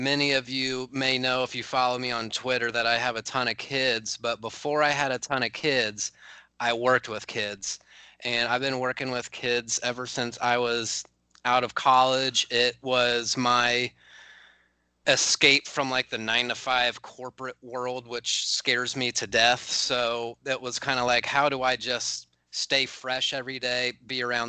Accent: Mid-Ohio Valley, United States; my hometown, so I'm from the Mid-Ohio Valley

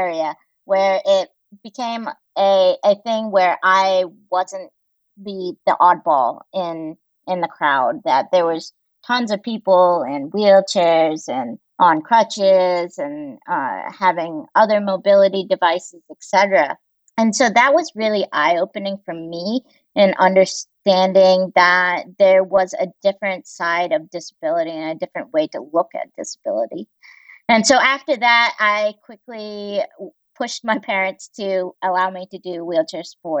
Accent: Greensboro, North Carolina, United States; also born or lived in Busan, South Korea / Walla Walla, Washington; I grew up mostly in Greensboro, North Carolina

